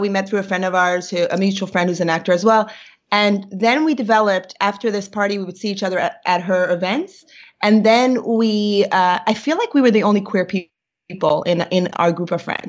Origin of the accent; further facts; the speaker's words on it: New York, United States; first language Yiddish; English is a second language; I grew up in Brooklyn